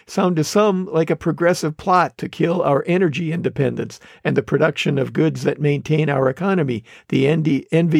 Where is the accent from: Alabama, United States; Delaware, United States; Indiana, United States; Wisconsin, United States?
Wisconsin, United States; growing up in Wisconsin